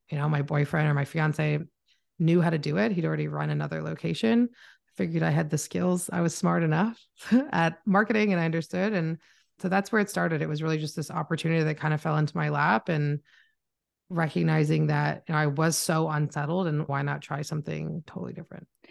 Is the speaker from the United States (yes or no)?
no; Canada; accent: Canadian; also born or lived in Toronto; I am Canadian, so if you hear my accent, I am from Canada.